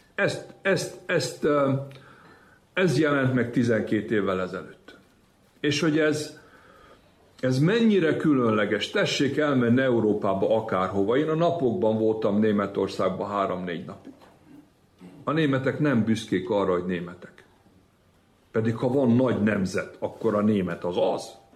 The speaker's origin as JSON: {"language": "Hungarian", "region": "Vojvodina", "country": "Serbia", "said": "Én mindig vajdasági magyarnak éltem meg magam, és úgy is vallom"}